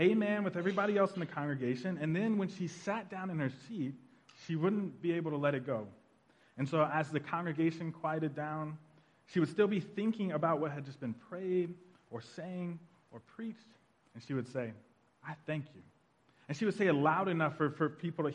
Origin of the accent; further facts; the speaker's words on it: Tulsa, Oklahoma, United States; moved away; we're all from Tulsa, Oklahoma, and we actually grew up in a pretty traditional Black Baptist church on the north side of Tulsa